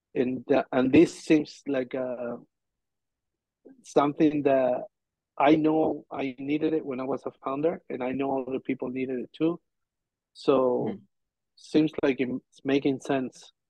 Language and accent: English; Argentina; moved away; I'm from Argentina.